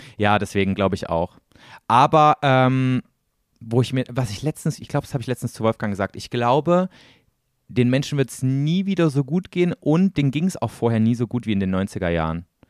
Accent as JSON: {"language": "German", "region": "East Germany", "country": "Germany", "tie": "born or raised there", "moved": "yes"}